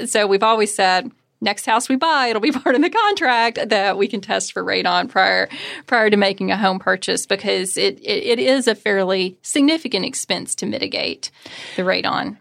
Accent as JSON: {"language": "English", "region": "Kentucky", "country": "United States", "tie": "born or raised there", "said": "growing up in Kentucky"}